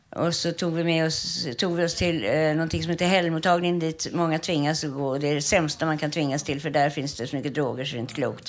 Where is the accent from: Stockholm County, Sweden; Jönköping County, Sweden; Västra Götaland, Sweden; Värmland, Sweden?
Stockholm County, Sweden; Stockholm; jag är ju uppväxt på Östermalm